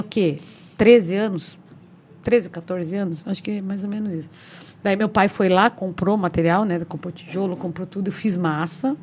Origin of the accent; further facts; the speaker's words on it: Paranaguá, Paraná, Brazil; eu nasci e fui criada ali atrás da Caixa d'Água, né, na Vila Paranaguá